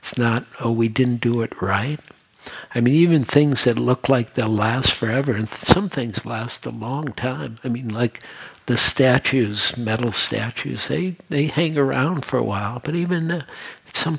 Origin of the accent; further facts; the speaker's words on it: Detroit, Michigan, United States; moved away as an adult; also born or lived in New York; I was born and raised in Detroit, and I had a whole life there